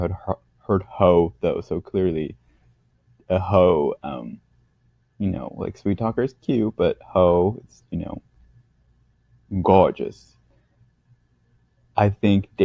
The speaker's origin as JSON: {"language": "English", "country": "United States", "moved": "yes", "lives_now": "South Korea", "said": "being an American"}